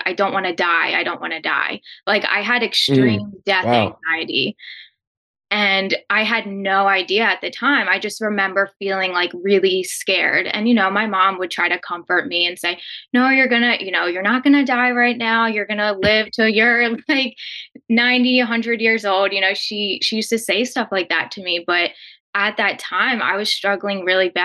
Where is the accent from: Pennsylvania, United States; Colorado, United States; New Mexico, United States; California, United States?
Pennsylvania, United States; Philadelphia; I grew up in Philly